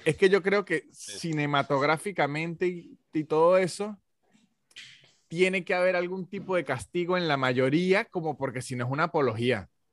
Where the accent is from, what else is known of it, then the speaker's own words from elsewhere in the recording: Táchira, Venezuela; now in Argentina; Táchira, la provincia de donde soy yo